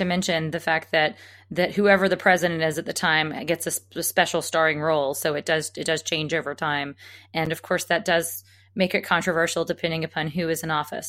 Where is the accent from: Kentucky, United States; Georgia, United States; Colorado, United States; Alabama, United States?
Alabama, United States; I mean, I grew up in Alabama, so I should know because they're kind of like the ones in the Mississippi.